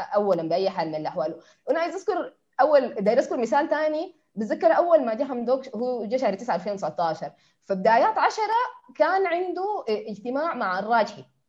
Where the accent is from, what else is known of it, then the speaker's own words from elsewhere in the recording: Sudan; نحن كسودانيين